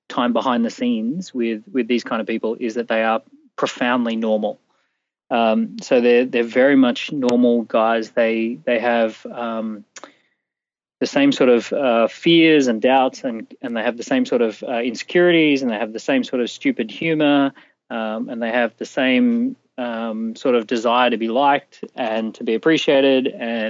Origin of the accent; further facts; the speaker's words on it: Australia; accent: Australian; I'm Australian from mm-hmm. birth